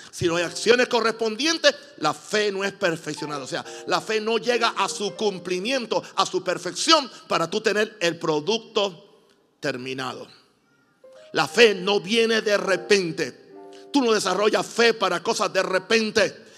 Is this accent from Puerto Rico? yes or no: yes; Puerto Rico; yo soy puertorriqueño